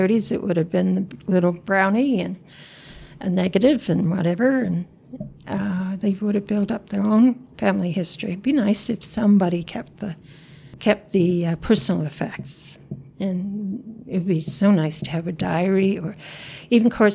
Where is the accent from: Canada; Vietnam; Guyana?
Canada; the Maritimes; moved away as an adult; now in Yukon, Canada; I grew up in the Maritimes. I didn't move up here until 1990